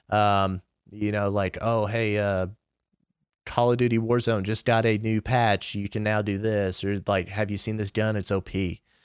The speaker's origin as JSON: {"language": "English", "region": "Kentucky", "country": "United States", "said": "I'm twenty-four, I'm from Kentucky"}